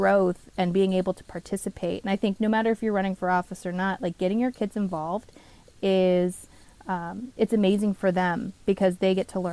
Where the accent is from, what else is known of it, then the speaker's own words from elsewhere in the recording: Oregon, United States; moved away as an adult; now in Pennsylvania, United States; I was born and raised in Oregon